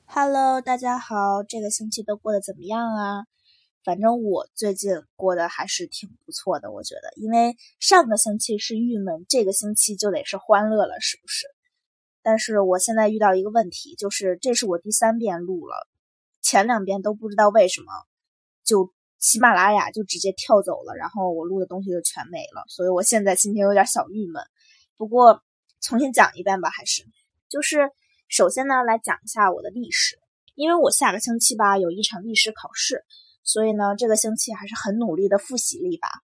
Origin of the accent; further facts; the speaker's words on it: China; now in United States; 作为一个中国人